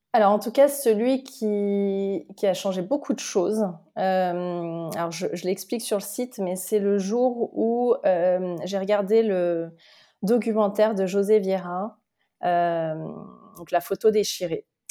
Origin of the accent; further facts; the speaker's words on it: Lyon, Auvergne-Rhône-Alpes, France; je suis de Lyon euh, et je suis euh, donc née en France, mais d'origine portugaise